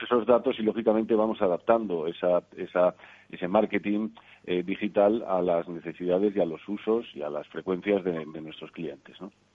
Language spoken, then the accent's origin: Spanish; Spain; como españoles